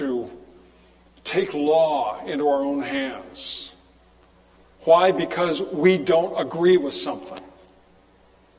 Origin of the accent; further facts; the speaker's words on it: California, United States; moved away; growing up in California